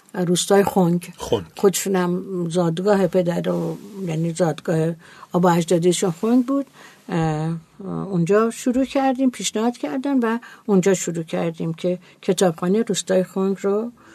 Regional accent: Iran; ما ایرانی هستیم

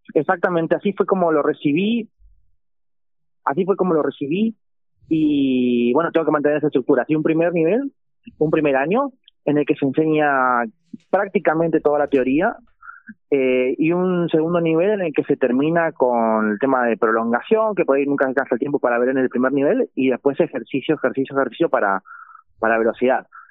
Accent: Victoria, Entre Ríos, Argentina; yo soy oriundo de Victoria y allí, en la escuela en la que transité la, el nivel secundario

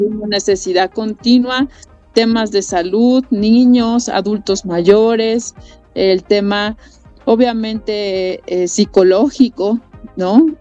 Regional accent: Acapulco, Guerrero, Mexico; los acapulqueños sabemos

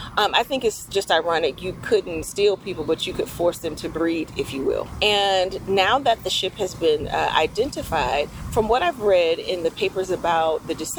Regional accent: Atlanta, Georgia, United States; we are from Atlanta, I have family in Cincinnati, Cleveland, Chicago, Milwaukee, and in LA.

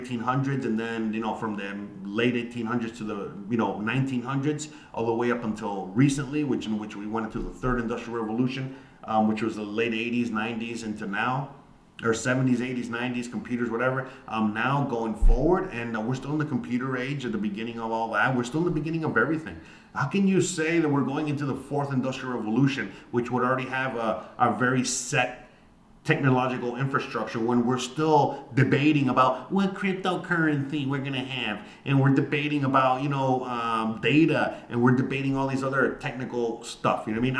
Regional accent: United States; moved away; I am an American, and I live abroad.

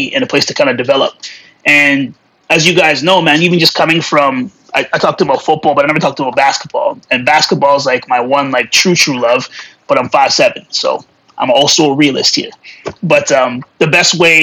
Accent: Alberta, Canada; also born or lived in Calgary; I'm from a small town in Alberta

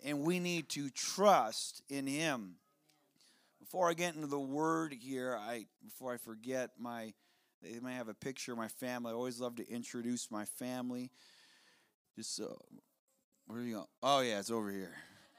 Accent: South Dakota, United States; Where I'm from, it's the opposite. I'm from South Dakota, and the top 10 coldest places in the United States of America, including Alaska, over half of them are in the Dakotas.

